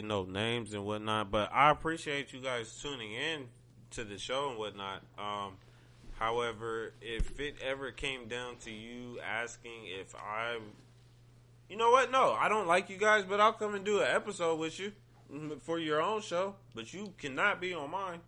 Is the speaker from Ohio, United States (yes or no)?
yes; Ohio, United States; I'm from Ohio